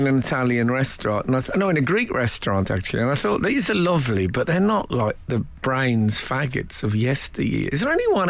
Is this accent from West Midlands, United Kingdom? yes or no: yes; West Midlands, United Kingdom; When I was growing up in the West Midlands